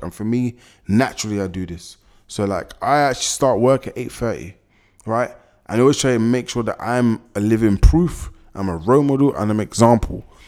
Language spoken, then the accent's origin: English; London, United Kingdom; I was born and raised in London, been here my whole life.